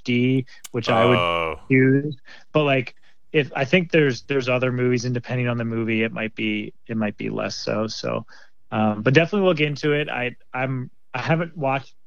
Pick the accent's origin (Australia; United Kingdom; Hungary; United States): United States; Philadelphia, Pennsylvania; moved away as an adult; now in Seattle, United States; I'm here from Philadelphia, and I've been living out in Seattle area for about 7 years now. I was a suburbs person outside of Philly